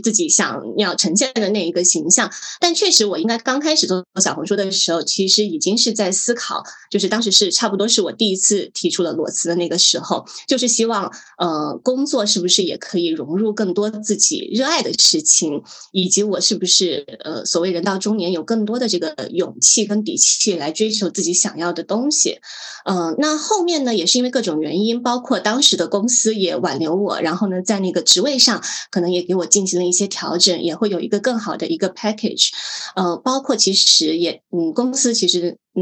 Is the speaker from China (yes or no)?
yes; Guangdong, China; moved away as an adult; also born or lived in Meizhou (ancestral home); now in Hong Kong; 原来我跟她老家是同一个地方的，我们的祖籍都是广东梅州。然后呢，我是零七年来香港读大学的，呃，毕业之后呢就一直留港工作